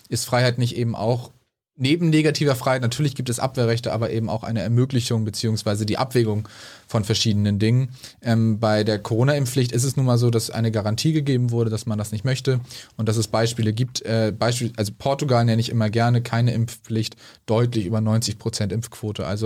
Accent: Schleswig-Holstein, Germany; Also ich komme aus Schleswig-Holstein, wir haben einen liberalen Gesundheitsminister

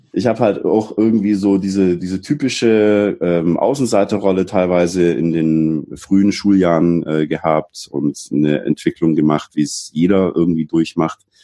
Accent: Black Forest, Baden-Württemberg, Germany; ich bin im Schwarzwald geboren. Ich bin da eigentlich recht äh, unspektakulär aufgewachsen

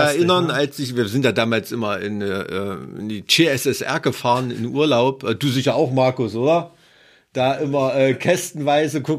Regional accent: Thuringia, Germany; Ja, ich komme aus dem Ilmtal.

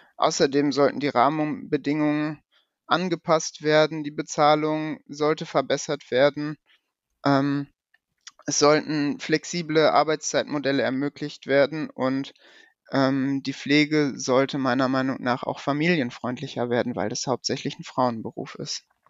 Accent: Paderborn, North Rhine-Westphalia, Germany; ich komme aus Paderborn

